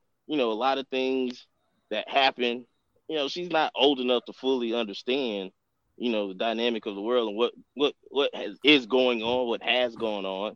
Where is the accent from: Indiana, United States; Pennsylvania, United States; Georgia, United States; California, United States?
Georgia, United States; Atlanta; growing up in the Deep South, I'm from it, you know, I grew up in Atlanta